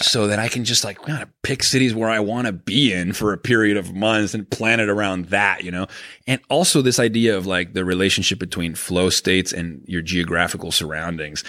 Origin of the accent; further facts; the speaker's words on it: Venezuela; moved away; I grew up in Venezuela